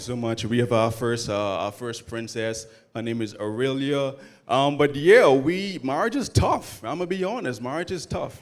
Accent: Bahamas; now in Atlanta, United States; I'm originally from the Bahamas, but I moved all the way to Atlanta

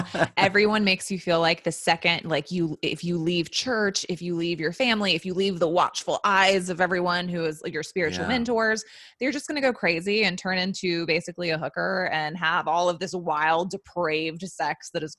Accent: the South, United States; I was born and raised in the South, grew up in the Bible Belt, the whole nine.

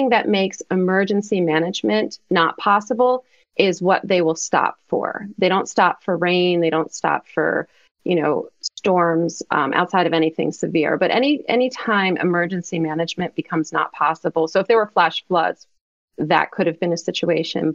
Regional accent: Maryland, United States; I'm from Maryland

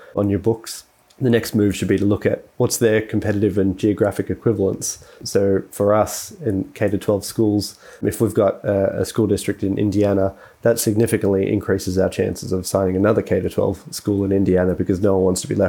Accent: Australia; also born or lived in United States; as an Australian

